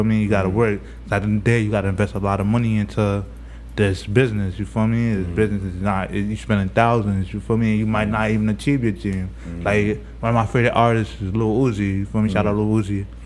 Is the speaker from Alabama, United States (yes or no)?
no; New York City, New York, United States; I'm from Brownsville. Oh, but you feel me, I've been all over Brooklyn, but I really originate from Brownsville.